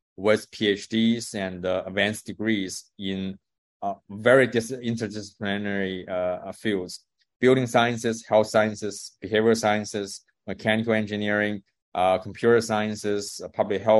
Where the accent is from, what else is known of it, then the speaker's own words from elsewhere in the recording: China; moved away as an adult; I grew up in China